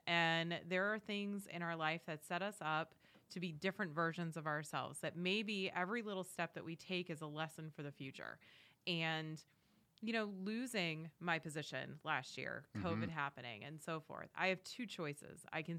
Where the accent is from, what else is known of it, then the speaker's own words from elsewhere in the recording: New England, United States; moved away as an adult; now in Wilmington, United States; So born and raised in New England, as we were joking around earlier, diehard New England sports fans. I can hear the boos now. It's okay. I'll handle it. moved down to Wilmington, North Carolina back in 2010.